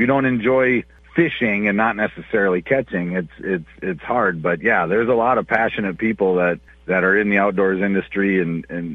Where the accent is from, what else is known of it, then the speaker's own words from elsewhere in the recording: Upsala, Minnesota, United States; I grew up on Cedar Lake, which is by Upsala, Minnesota